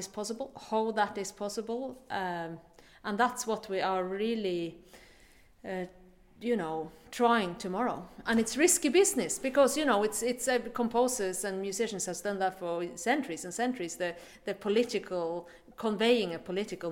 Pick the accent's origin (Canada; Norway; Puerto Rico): Norway; Vesterålen, Nordland; moved away; I am from Norway, from the very north of Norway, called Vesterålen Islands, above the Arctic Circle. That was where I was brought up.